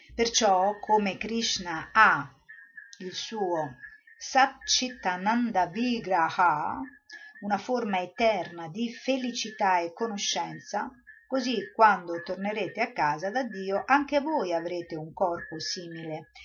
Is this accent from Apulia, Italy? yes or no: no; Rome, Lazio, Italy; io sono romana, sono andata a Roma